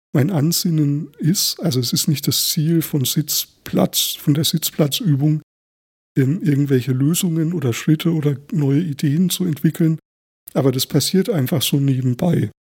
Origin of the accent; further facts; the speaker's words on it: Thuringian Forest, Germany; Ich bin ja auch im Thüringer Wald aufgewachsen